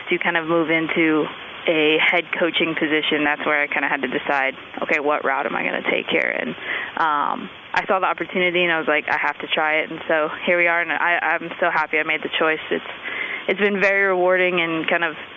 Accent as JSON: {"language": "English", "town": "Massillon", "region": "Ohio", "country": "United States", "tie": "born or raised there", "moved": "as an adult", "lives_now": "California, United States", "said": "I grew up in Massillon, Ohio"}